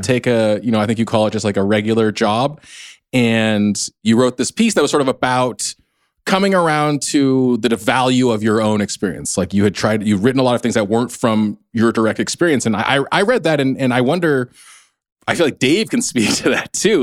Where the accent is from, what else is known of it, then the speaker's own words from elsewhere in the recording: United States; I'm not Korean American, I'm Chinese American